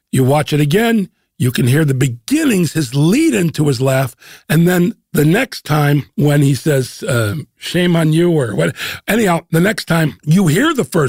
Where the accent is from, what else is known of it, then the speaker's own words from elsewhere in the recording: Chicago, Illinois, United States; also born or lived in New York; now in Los Angeles, United States; I'm from Chicago and I currently live in LA, but I've lived in New York.